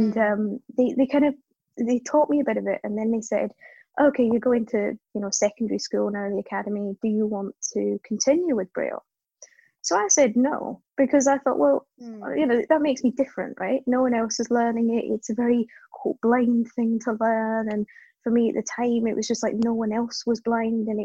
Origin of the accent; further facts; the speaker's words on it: Scotland, United Kingdom; accent: Scottish; moved away as an adult; also born or lived in Cape Town, South Africa; now in London, United Kingdom; So my accent suggests Scotland, which is true for the most part, but I was actually born in South Africa, so spent the first sort of 5 years of life in Cape Town, and then moved to Scotland when I was 5, because my parents were from Scotland. And then grew up there, school and university and stuff